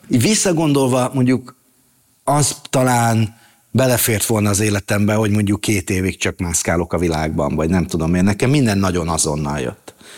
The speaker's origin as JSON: {"language": "Hungarian", "region": "Budapest", "country": "Hungary", "tie": "born or raised there", "also_born_or_lived": "Szentes", "said": "a nagymamámmal laktunk nagyon sokáig, ö, Terézvárosban, a Ripurónai utcában, ö, és nagyjából ott is nőttem fel"}